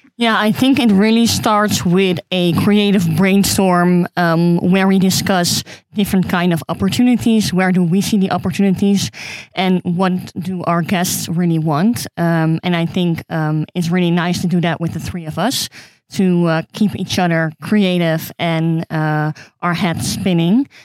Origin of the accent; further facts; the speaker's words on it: Amsterdam, North Holland, Netherlands; I'm from Amsterdam